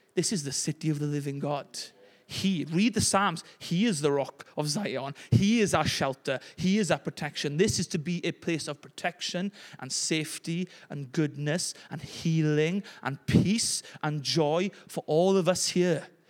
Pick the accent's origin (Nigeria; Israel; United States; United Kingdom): United Kingdom; Llanelli, Wales; as Welsh people and people from Llanelli